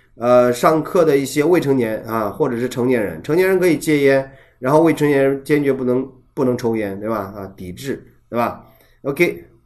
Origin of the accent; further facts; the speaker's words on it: China; 我们作为中国人